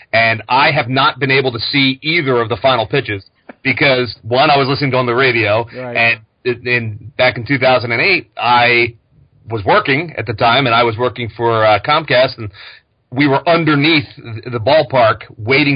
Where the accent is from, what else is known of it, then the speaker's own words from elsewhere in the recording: New Jersey, United States; also born or lived in Philadelphia, Pennsylvania; We moved over to South Jersey, and I grew up over in South Jersey, while I was in school and high school and everything